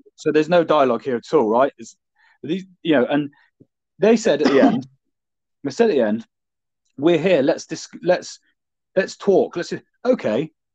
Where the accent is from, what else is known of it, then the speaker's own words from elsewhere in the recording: Devon, South West England, United Kingdom; I'm from Devon